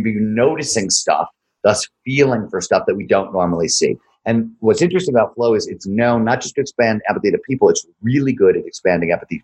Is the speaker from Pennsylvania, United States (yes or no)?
no; Ohio, United States; I grew up in Ohio